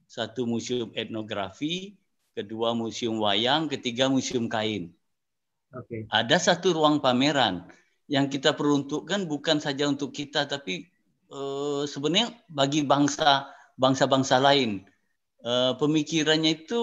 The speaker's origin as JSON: {"language": "Indonesian", "region": "Jambi", "country": "Indonesia", "said": "Saya orang Jambi, tapi punya kesempatan untuk bersekolah di Jogja"}